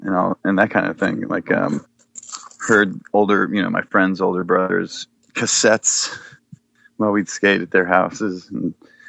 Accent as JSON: {"language": "English", "town": "Bellevue", "region": "Washington", "country": "United States", "tie": "born or raised there", "also_born_or_lived": "Seattle / Woodinville", "said": "Yeah, I was born in Seattle and lived on the east side, over east side of Lake Washington, over in Bellevue and Woodinville. And then, right after high school, moved out back to Seattle."}